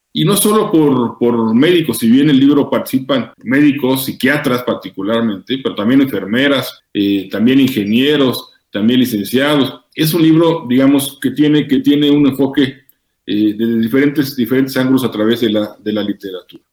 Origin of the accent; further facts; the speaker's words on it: Mexico; como mexicanos